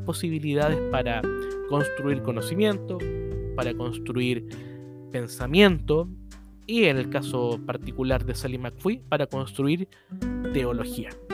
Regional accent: Chile; soy el único chileno escribiendo en el libro

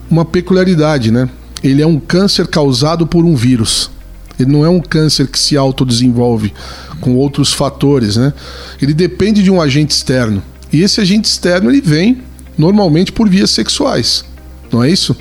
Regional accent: Brazil; todos somos brasileiros

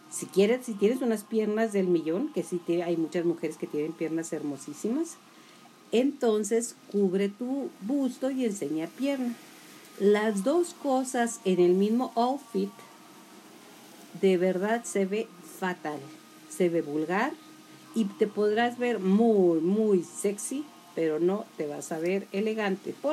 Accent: Julimes, Chihuahua, Mexico; now in Chihuahua, Mexico; ya sabe que yo soy de Julimes y que esto está transmitiéndose desde Chihuahua, Chihuahua.

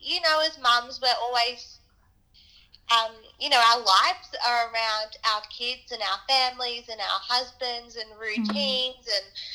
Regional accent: Sydney, New South Wales, Australia; I grew up in Sydney, New South Wales

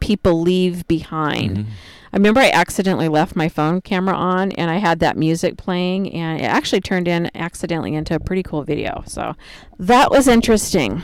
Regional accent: Salem, Oregon, United States; when I was growing up in Salem, Oregon

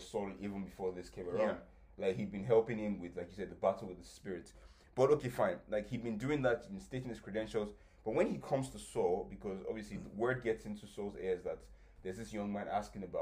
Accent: Ibadan, Oyo, Nigeria; I'm from Ibadan, I'm from Oyo State.

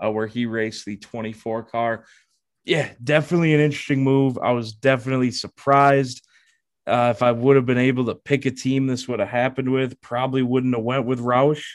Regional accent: near Madison International Speedway, between Stoughton and Oregon, Wisconsin, United States; born or raised there

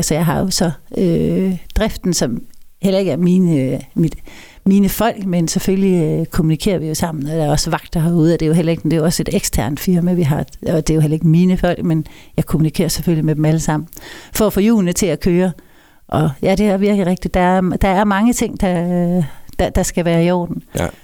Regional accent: Kolding, Southern Denmark, Denmark; Født og opvokset. Trådt mine barnesko i Koldings gader.

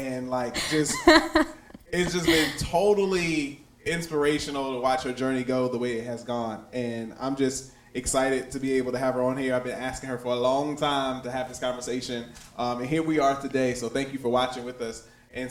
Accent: United States; Me and Becca actually go back to high school days, even before then, growing up in Matthews County.

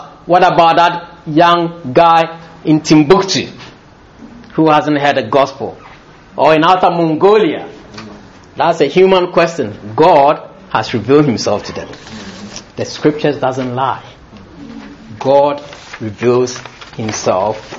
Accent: Ghana; born or raised there; also born or lived in London

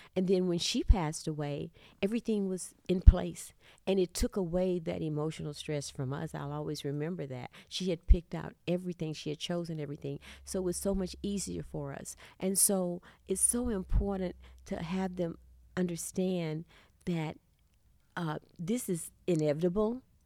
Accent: Texas, United States; accent: Southern; moved away as an adult; also born or lived in California; I'm from Texas

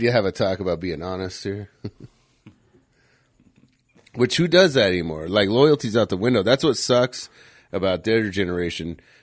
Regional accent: Scottsdale, Arizona, United States; growing up in Scottsdale

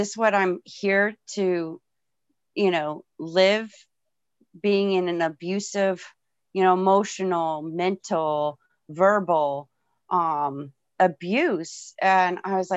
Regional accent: Florida, United States; I was born and raised in Florida

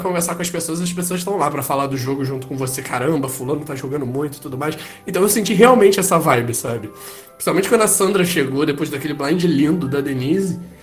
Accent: Rio de Janeiro, Brazil; aqui no Rio de Janeiro. Que eu sou carioca

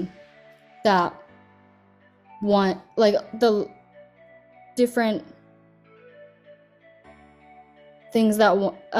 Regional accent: California, United States; also born or lived in China; I was born in China, but I was raised in California

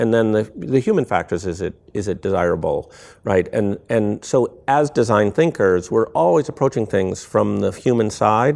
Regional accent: small town near Akron, Ohio, United States; moved away; I grew up in this little town where no one was expected to reach escape velocity, velocity, right? Um, and, you know, everything was pointed towards, you know, in my hometown, you should go to Akron University, you should work for the tire companies

